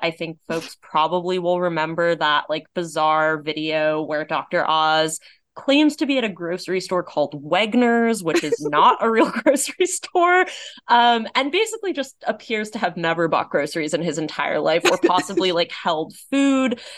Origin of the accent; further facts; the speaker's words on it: Los Angeles, California, United States; Los Angeles, my hometown